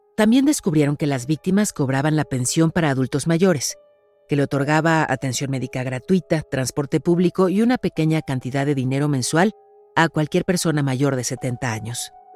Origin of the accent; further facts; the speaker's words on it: Mexico; mi país